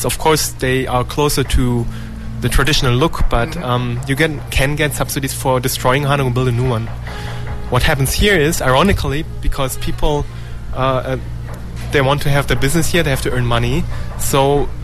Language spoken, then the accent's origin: English; Germany; now in Korea; my home country, Germany